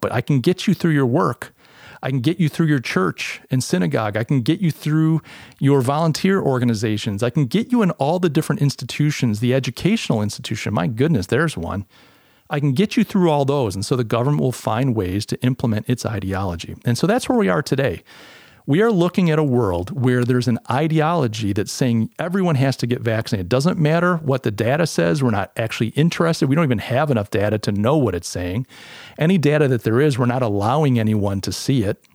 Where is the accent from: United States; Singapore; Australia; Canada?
United States; the U S, my, my home country